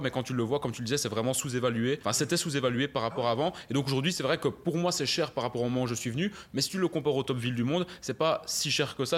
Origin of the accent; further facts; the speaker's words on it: Belgium; je suis né en, Belgique, en Europe